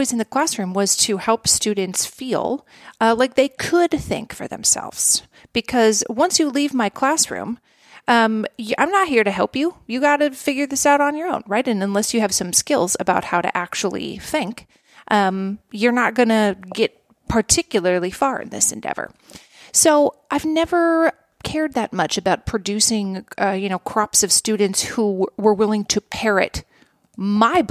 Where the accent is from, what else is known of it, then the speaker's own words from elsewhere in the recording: Minnesota, United States; I like Minnesota. That's where I'm from